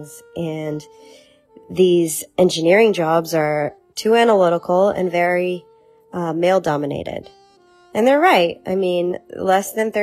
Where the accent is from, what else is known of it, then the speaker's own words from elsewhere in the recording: Brazil; now in United States; I was born in Brazil